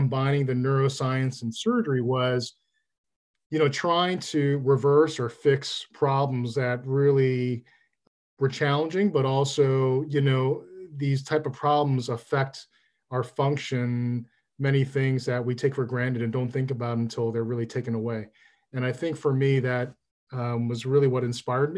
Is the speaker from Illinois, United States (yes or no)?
yes; Chicago, Illinois, United States; I grew up in Chicago